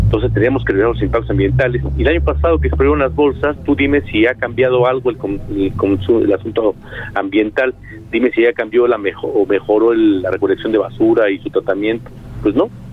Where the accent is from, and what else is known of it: Mexico